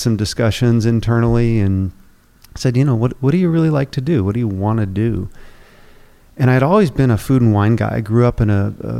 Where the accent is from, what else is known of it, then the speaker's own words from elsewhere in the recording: New Hampshire, United States; moved away as an adult; now in Houston, United States; I grew up in New Hampshire